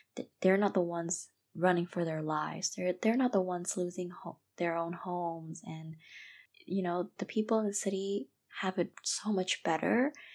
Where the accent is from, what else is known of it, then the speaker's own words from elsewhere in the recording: Myanmar; I was born and raised in Myanmar. I am Burmese